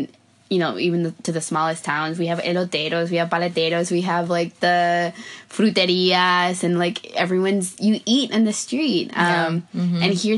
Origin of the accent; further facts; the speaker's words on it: United States; moved away as an adult; now in Madrid, Spain; as an American